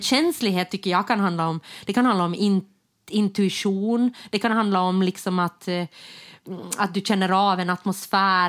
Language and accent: Swedish; Jakobstad, Ostrobothnia, Finland; now in Stockholm, Sweden; Jakobstad, mm. där, mm-hmm. jag, där jag kommer ifrån